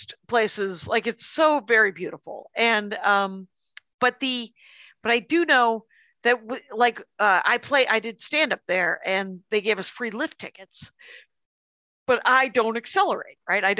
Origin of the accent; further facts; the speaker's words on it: Wisconsin, United States; I'm from Wisconsin